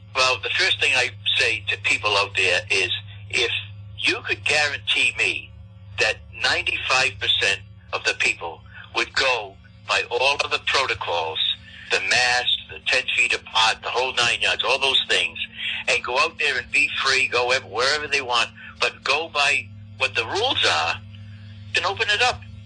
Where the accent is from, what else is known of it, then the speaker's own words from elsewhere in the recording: Pawtucket, Rhode Island, United States; I was born and brought up in Pawtucket.